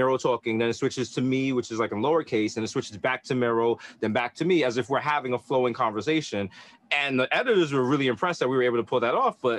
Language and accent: English; New York City, New York, United States; growing up in the Bronx, it was just like, you're kind of growing up in the hood